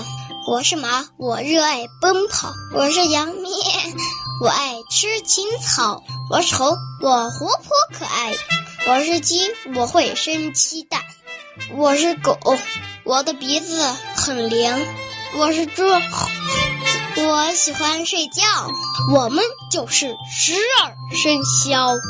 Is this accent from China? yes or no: yes; Yinchuan, Ningxia, China; 我来自宁夏银川宝湖幼儿园大三班。